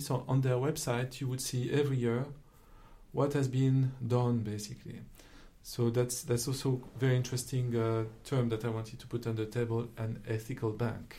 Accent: France; accent: French; English is a second language; my accent as a French citizen

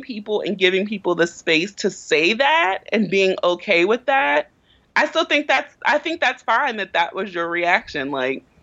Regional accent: Baltimore, Maryland, United States; I grew up in West Baltimore

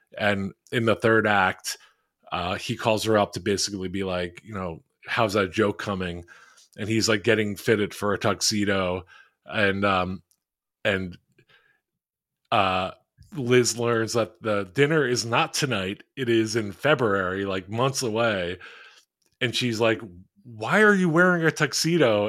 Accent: Philadelphia, Pennsylvania, United States; I am in a Philly group chat with a, a bunch of people I grew up with in Philly

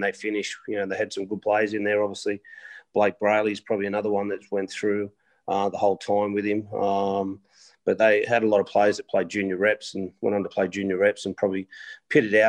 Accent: Sydney, New South Wales, Australia; I grew up in the Canterbury Bankstown area

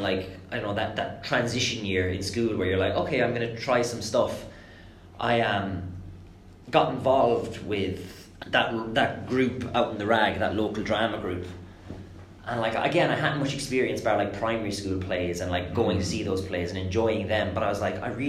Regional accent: just outside Thurles in Tipperary, Ireland; also born or lived in England; I grew up in England, actually, but moved over to Ireland. All my family is Irish. Mum and dad are Irish and stuff. When I was maybe 8 or 9 or something.

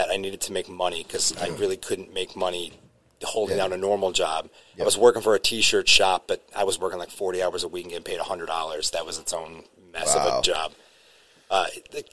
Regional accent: Watertown, Connecticut, United States; moved away as an adult; also born or lived in New Britain, Connecticut; now in Worcester, United States; Born and raised in Connecticut, Waterbury area, a town called Watertown

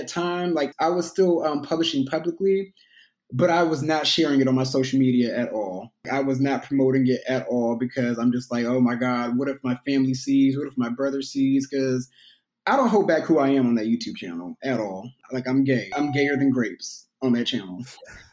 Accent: Houston, Texas, United States; growing up in Houston

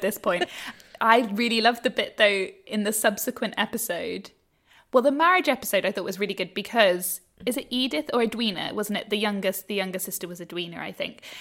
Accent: United Kingdom; now in Australia; as a British

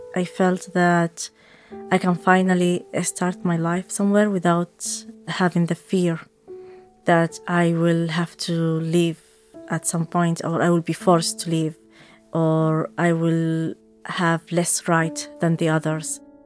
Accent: Saudi Arabia; first language Arabic; English is a second language; also born or lived in Somalia; now in Dublin, Ireland; I'm originally from Somalia. I grew up in Saudi Arabia, and I have been living in Dublin for about fourteen years

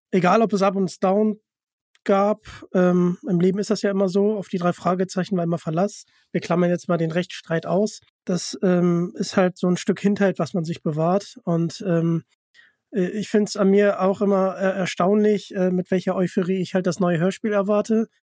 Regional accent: Hamburg, Germany; ich komme ja aus Hamburg

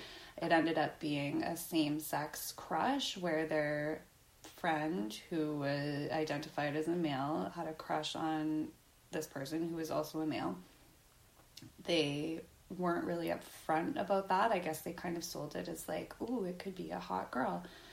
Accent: Canada; As a Canadian, I've never heard any Canadian claim Jenny Jones as one of our own

